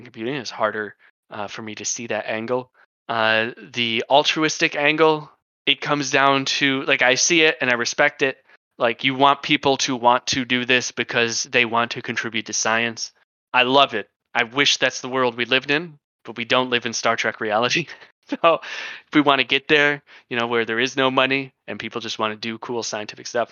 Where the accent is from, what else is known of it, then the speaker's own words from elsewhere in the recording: United States; I am American